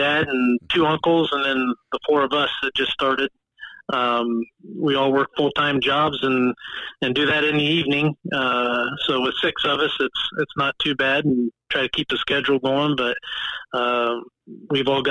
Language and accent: English; Celina, Ohio, United States; also born or lived in Columbus, Ohio; I grew up on a family farm and still active with our family farm here in Mercer County